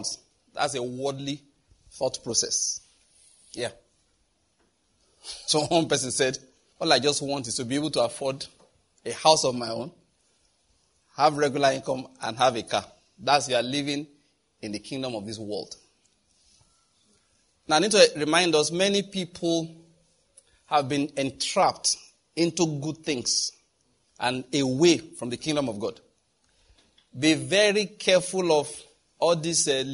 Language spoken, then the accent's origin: English; Nigeria; We are Nigerian.